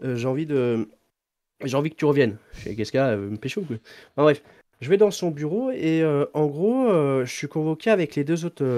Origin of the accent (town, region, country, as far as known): Deux-Sèvres, Nouvelle-Aquitaine, France